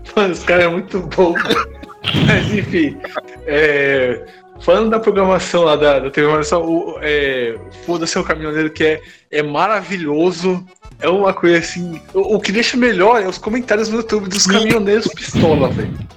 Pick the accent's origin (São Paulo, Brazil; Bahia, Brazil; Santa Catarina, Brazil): São Paulo, Brazil; Santo André; Eu sou de Santander, aqui na minha cidade